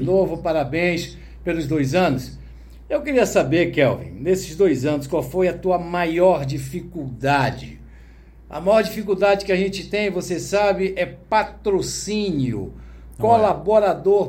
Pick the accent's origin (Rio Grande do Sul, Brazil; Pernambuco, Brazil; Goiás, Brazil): Pernambuco, Brazil; Recife; eu fui crescido nascido e criado no Ibura de Baixo ali, perto da linha do trem, perto do aeroporto